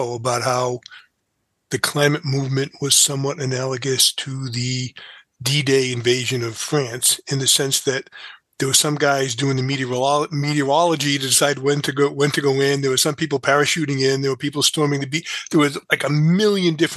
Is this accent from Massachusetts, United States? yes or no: yes; New Bedford, Massachusetts, United States; I grew up in New Bedford, which has one of the biggest Superfund sites